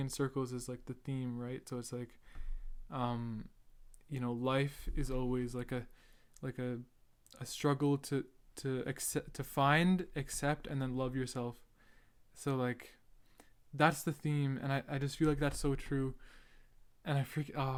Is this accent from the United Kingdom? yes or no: no; Edmonton, Alberta, Canada; I'm Canadian. I was born in Edmonton, Alberta